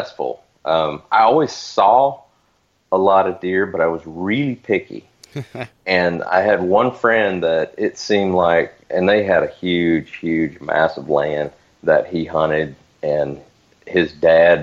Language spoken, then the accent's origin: English; Northwest Florida, United States; moved away; also born or lived in Arizona; I grew up in Northwest Florida.